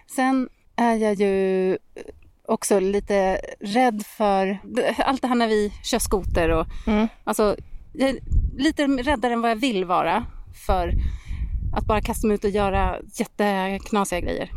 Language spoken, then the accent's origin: Swedish; Särna, Dalarna County, Sweden; hemma i Särna